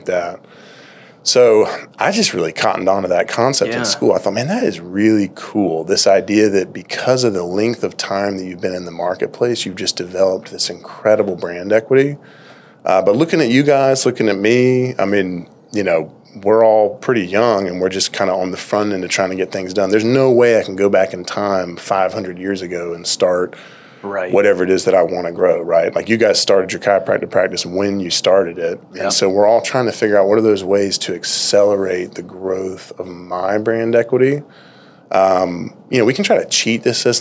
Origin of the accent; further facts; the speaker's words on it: Lexington, United States; I grew up in Lexington, across the river